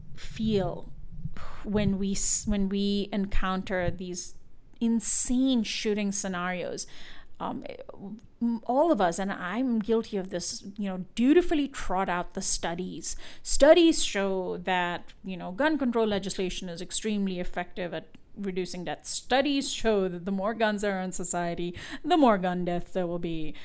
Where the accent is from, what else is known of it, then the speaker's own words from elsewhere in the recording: India; moved away; I'm from India.